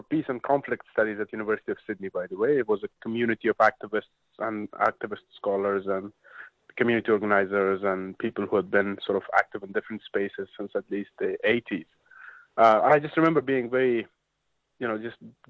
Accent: Kabul, Afghanistan; moved away as an adult; also born or lived in Logar; now in Australia; I came from that place, from Kabul in particular

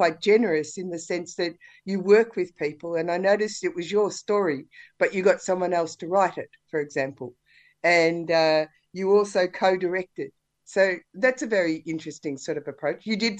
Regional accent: Warrnambool, Victoria, Australia; because I was brought up in Warrnambool, and I'm younger than a lot of the people in this film.

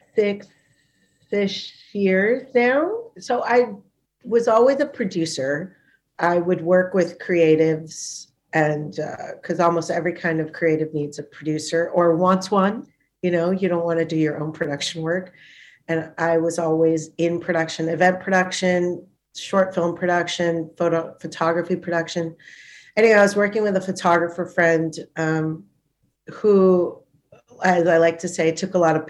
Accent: Thailand; also born or lived in Punjab; now in Melbourne, Australia; My family's Punjabi, but I grew up in Thailand

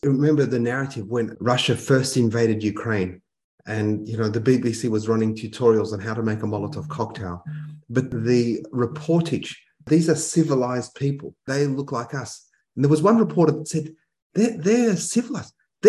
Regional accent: Australia; I'm an Australian Palestinian, yeah? I grew up here

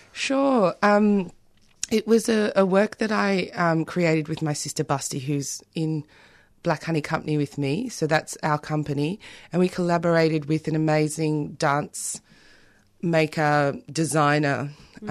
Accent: South Africa; now in Australia; I'm also South African

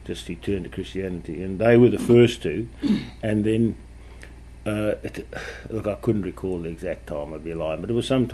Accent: South Africa; moved away as an adult; also born or lived in Britain / Adelaide; now in Melbourne, Australia; I was born in Britain and I grew up in South Africa, and I left there when I was 23 years old.

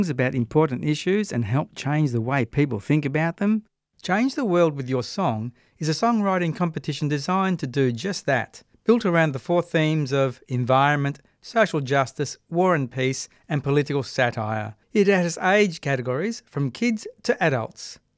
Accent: England, United Kingdom; now in Australia; Yeah, well, I'm from England originally, so

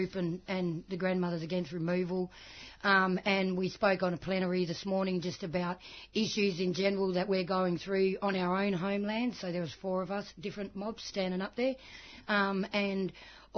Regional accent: Noongar Nation, southwest of Western Australia, Australia; I come from Noongar Nation, the southwest of WA, Noongar Bibbulmun Nation

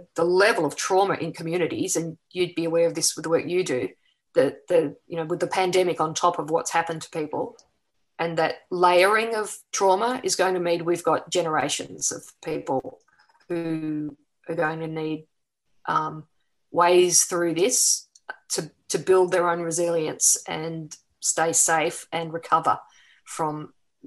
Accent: Melbourne, Victoria, Australia; moved away; I'm from Melbourne originally.

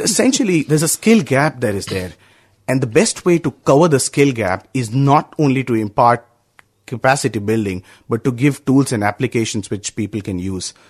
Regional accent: India; I'm from India

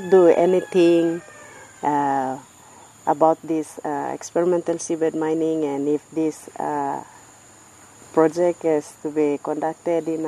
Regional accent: Karkar Island, Madang Province, Papua New Guinea; I'm from Kavala Village on Karkar Island in PNG

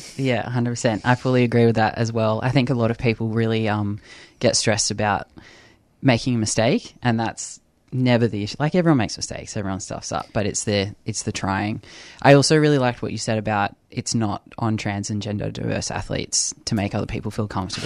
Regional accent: New South Wales, Australia; now in Victoria, Australia; I'm from New South Wales, so growing up footy there was N R L. now living here

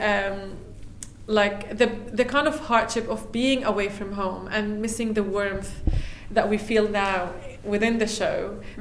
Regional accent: Palestine; now in Melbourne, Australia; I'm from Palestine

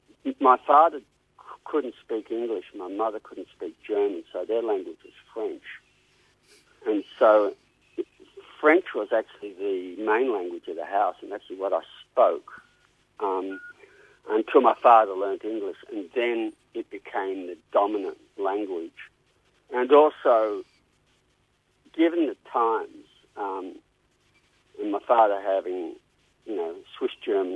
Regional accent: Sydney, New South Wales, Australia; also born or lived in Adelaide / Melbourne; I was born in Adelaide. And the first 5 years of my life there, and then we moved to Sydney. So my school years and formative years were really in Sydney.

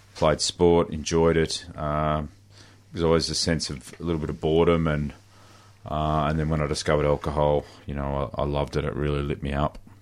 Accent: Horsham, Victoria, Australia; I grew up in, in country Victoria. I grew up in Horsham

